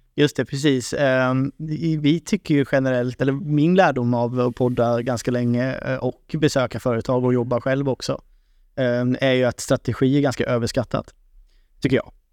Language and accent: Swedish; Sweden; Som svensk